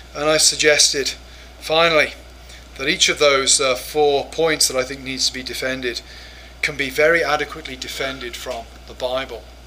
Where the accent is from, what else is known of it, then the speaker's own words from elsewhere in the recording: England, United Kingdom; moved away as an adult; now in United States; as an English person